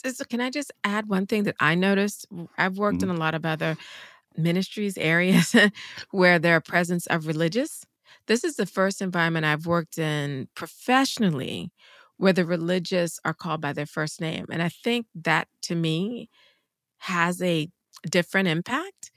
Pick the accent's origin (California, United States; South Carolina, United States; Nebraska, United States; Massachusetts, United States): South Carolina, United States; I'm from the South. We didn't have a lot of Jesuits. so I don't remember any Jesuits ever in South Carolina